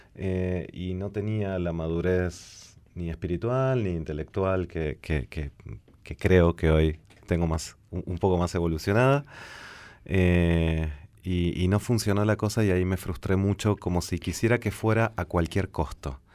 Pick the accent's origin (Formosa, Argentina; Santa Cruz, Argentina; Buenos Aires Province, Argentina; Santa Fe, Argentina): Buenos Aires Province, Argentina; La Plata; Yo soy nacido en La Plata y vivo entre dos capitales.